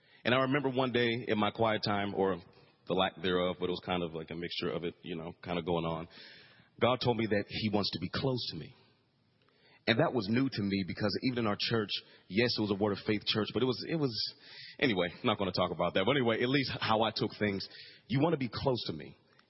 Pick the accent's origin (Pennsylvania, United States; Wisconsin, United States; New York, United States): Pennsylvania, United States; Pittsburgh; also born or lived in Frankfurt, Germany / Greece; But I was born in Frankfurt, Germany. Then we lived in Greece. Of course, I'm an Army brat. And then we moved to Pittsburgh, Pennsylvania.